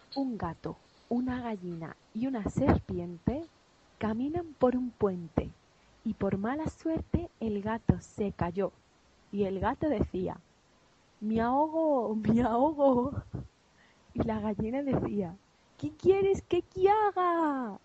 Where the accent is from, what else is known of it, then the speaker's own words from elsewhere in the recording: Andalusia, Spain; also born or lived in Málaga; somos andaluces.